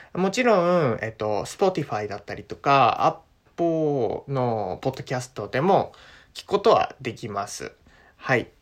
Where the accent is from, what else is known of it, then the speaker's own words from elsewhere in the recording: Japan; 国籍は日本、ジャパン